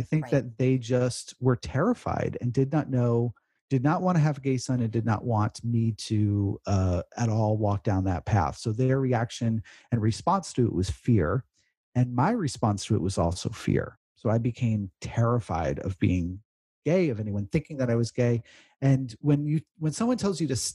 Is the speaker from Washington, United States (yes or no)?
no; New York, United States; I grew up in New York, kindergarten, first grade